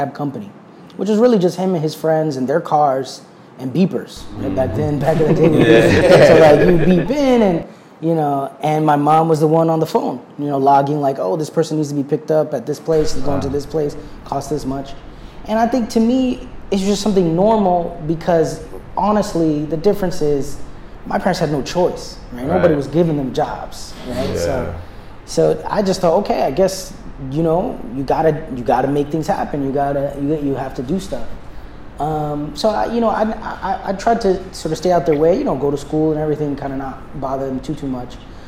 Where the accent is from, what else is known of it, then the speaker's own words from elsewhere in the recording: New York City, New York, United States; also born or lived in suburbs (unnamed); We moved into the inner city when I was about 10. And so the inner city is here in the Bronx